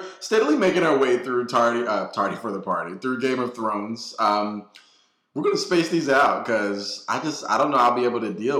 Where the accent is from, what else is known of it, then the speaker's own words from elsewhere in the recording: California, United States; I came from California where it's summer year round, basically.